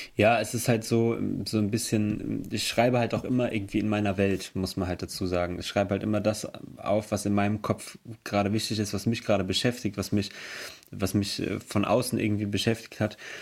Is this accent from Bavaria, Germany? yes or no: no; Emmelshausen, Rhineland-Palatinate, Germany; Wir kommen aus Emmelshausen. Das ist im Hunsrück.